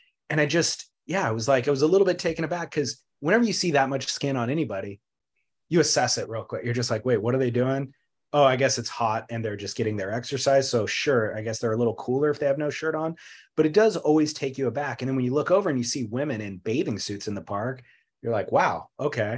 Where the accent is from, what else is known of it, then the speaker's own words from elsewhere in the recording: Long Beach, California, United States; I was born in Long Beach, went to college in Long Beach